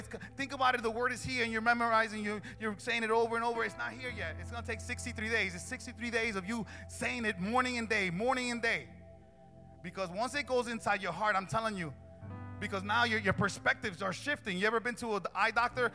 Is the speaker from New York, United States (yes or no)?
no; Newark, New Jersey, United States; I grew up in Newark